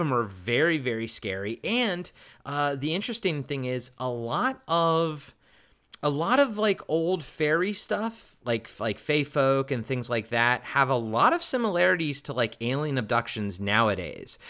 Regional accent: Maryland, United States; growing up in Maryland

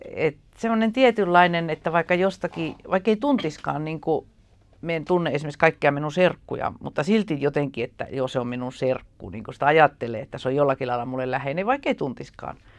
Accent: Ylitornio, Lapland, Finland; moved away as an adult; also born or lived in Tampere; now in Helsinki, Finland; mä lapsuudesta itse viettänyt Ylitorniolla ja se on edelleen niin se minun jotenkin se identiteetti, että minä olen ylitorniolainen ja lappilainen

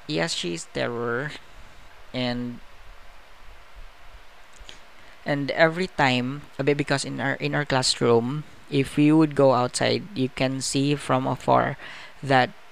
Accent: Visayas, Philippines; English is a second language; I'm not comfortable speaking Tagalog, because I'm from the Bisaya island

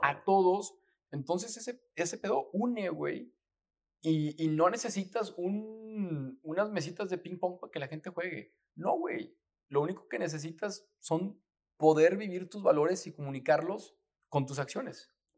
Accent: Torreón, Coahuila, Mexico; todos mis veranos, ahí, en, pues en Torreón, yo soy de Torreón

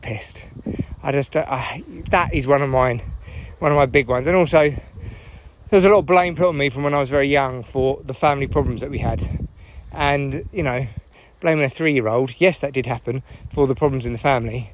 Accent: United Kingdom; I'm British

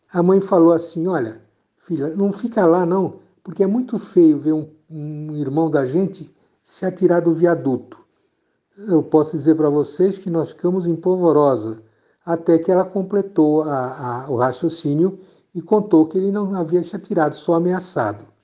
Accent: São Paulo, Brazil; now in Campinas, Brazil; Eu vim de São Paulo para Campinas há mais ou menos 20, 28, 30 anos atrás, para por razões profissionais.

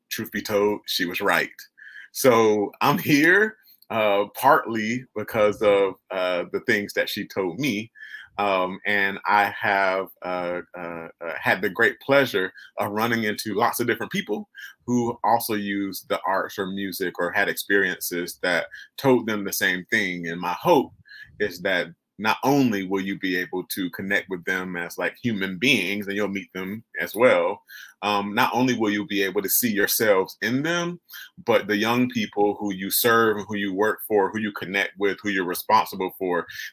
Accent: Wilmington, North Carolina, United States; moved away; also born or lived in Memphis; I'm originally from Wilmington, North Carolina

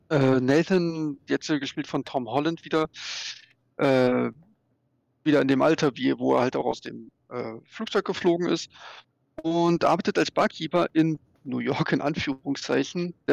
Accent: Berlin, Germany; wenn du ja, Berliner also ich, bist

